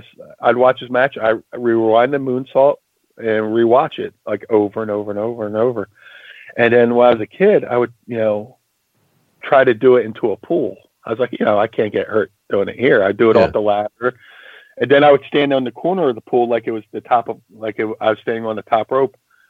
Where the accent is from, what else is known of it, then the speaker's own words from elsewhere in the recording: Atlantic City, New Jersey, United States; also born or lived in Philadelphia, Pennsylvania; growing up in Atlantic City, I would go to the doctors like once a week